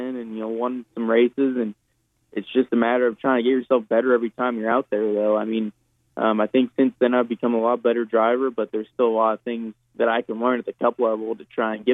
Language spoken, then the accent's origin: English; Southern California, United States; now in Charlotte, United States; I'm from Southern California